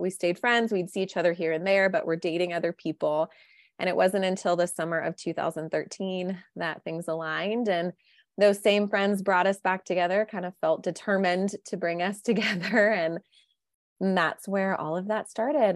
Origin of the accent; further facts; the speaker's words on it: Midwest, United States; I was raised in the Midwest by two great, wonderful parents